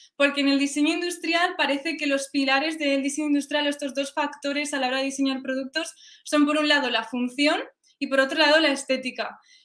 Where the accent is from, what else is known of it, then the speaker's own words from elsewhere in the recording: Spain; also born or lived in Sweden; siendo española